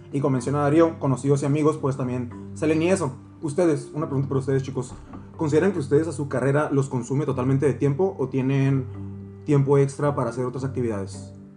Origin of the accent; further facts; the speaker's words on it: Valle de las Palmas, Baja California, Mexico; soy de Valle de las Palmas yo